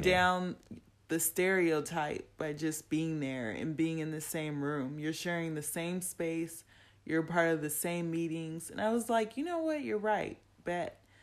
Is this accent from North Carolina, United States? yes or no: no; Compton, California, United States; me being from Compton, California